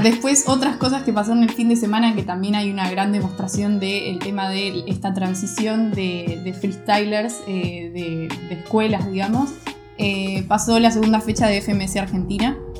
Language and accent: Spanish; Costa Rica; yo siendo costarricense, aficionado al freestyle